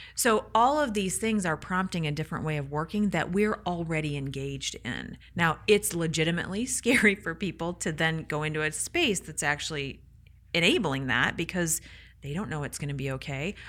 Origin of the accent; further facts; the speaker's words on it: Michigan, United States; I'm from Michigan.